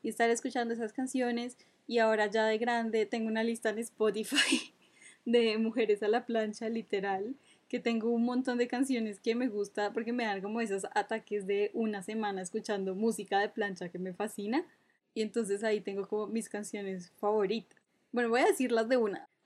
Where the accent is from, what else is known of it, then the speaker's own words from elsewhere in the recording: Cúcuta, Norte de Santander, Colombia; ya en Cúcuta creo que ya no existe, eh, porque soy de allá, para todos los que se preguntan, no tengo acento